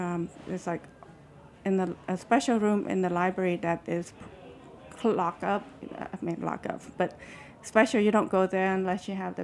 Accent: Nebraska, United States; now in California, United States; A lot of time when people say, where are you from? You know, automatically I say I'm from Nebraska because I live in California.

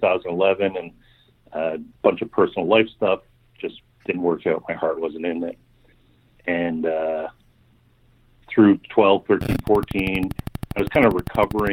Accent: Canada; Growing up in Canada here

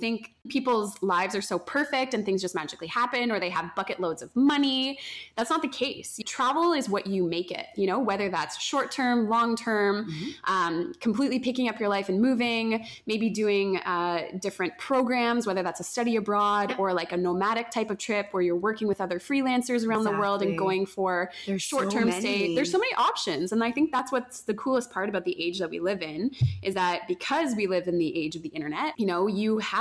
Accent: Canada; moved away as an adult; also born or lived in Colombia; We are very blessed to have been growing up in Canada for the majority of our lives, and to be Canadian

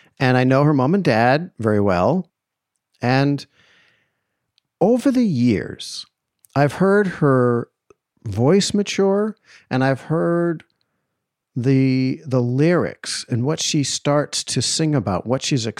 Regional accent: outside of Boston, Massachusetts, United States; growing up outside of Boston

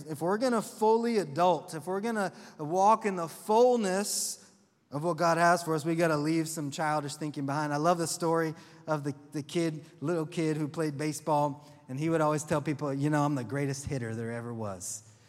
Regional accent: the South, United States; I'm from the South, and that's just said with all my southernness.

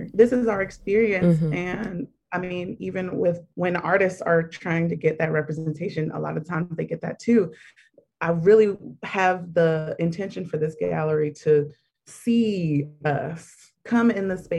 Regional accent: Baltimore, Maryland, United States; now in New York, United States; I'm from Baltimore

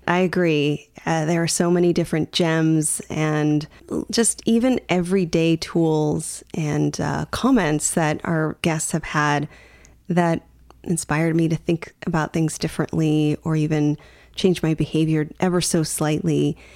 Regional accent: United States; growing up in the U.S.

